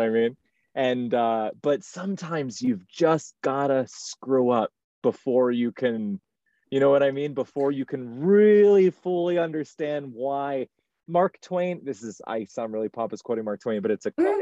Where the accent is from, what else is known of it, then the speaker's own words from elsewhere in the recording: Baltimore, Maryland, United States; moved away as an adult; also born or lived in New York City / Seoul; now in Shanghai, China; starting as a dishwasher growing up in Baltimore